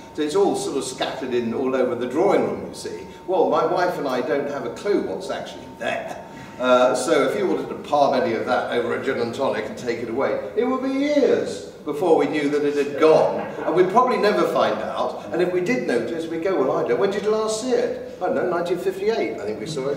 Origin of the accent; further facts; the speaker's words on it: England, United Kingdom; I'm an Englishman brought up in England